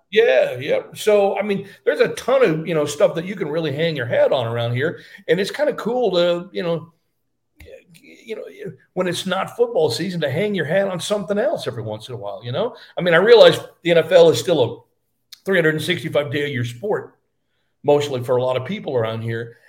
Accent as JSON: {"language": "English", "town": "Fort Worth", "region": "Texas", "country": "United States", "tie": "born or raised there", "moved": "as an adult", "said": "local uh, newspaper where I grew up in Fort Worth, Texas"}